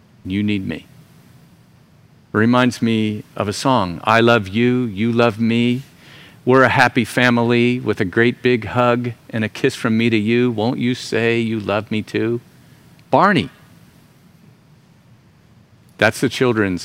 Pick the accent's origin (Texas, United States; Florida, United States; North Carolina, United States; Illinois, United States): Florida, United States; moved away; Florida, my home state